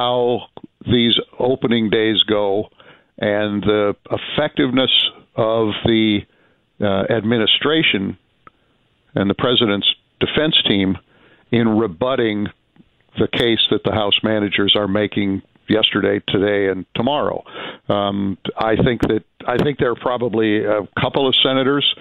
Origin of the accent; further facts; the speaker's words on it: Illinois, United States; I'm a Midwesterner, although I grew up in Illinois and therefore was a Bears fan as a kid